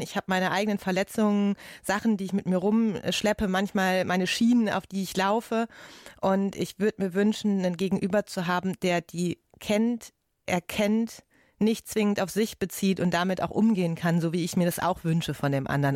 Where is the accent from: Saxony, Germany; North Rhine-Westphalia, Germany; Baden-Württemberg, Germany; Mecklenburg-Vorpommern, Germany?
North Rhine-Westphalia, Germany; Ruhr area; Ich komme ja aus dem Ruhrgebiet